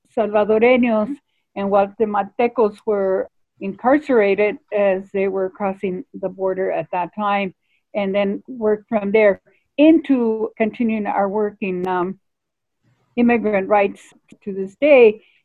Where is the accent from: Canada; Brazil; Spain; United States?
United States; Tucson, Arizona; So I'm very much rooted in Tucson. I was born in Tucson.